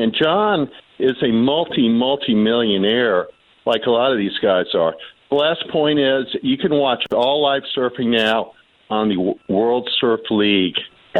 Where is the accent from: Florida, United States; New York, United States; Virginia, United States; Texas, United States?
Florida, United States; Cocoa Beach; I grew up in the Cocoa Beach area like he did.